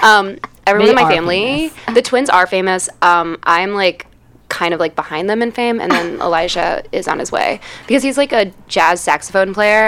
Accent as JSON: {"language": "English", "town": "Chicago", "region": "Illinois", "country": "United States", "tie": "born or raised there", "said": "I am originally from Chicago, from the area of Lakeview, but I have lived all over Chicago. I've also gone to school all over Chicago, so I feel like I've, like, just grown up all over the city."}